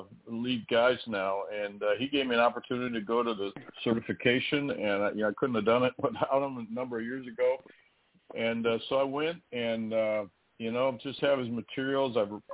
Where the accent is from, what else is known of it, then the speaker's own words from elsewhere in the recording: Midwest, United States; Well, you know, I'm from the Midwest, so I'm not in high altitude.